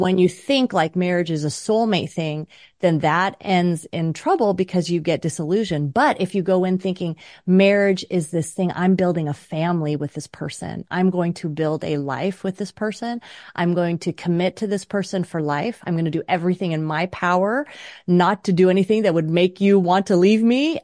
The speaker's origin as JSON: {"language": "English", "region": "New York", "country": "United States", "tie": "born or raised there", "said": "I was born in New York"}